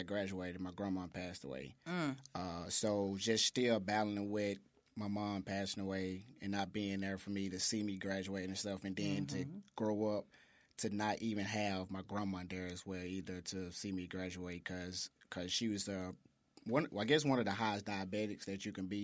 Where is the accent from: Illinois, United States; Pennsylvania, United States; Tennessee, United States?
Tennessee, United States; Memphis; also born or lived in St. Louis; I was born and raised in South Memphis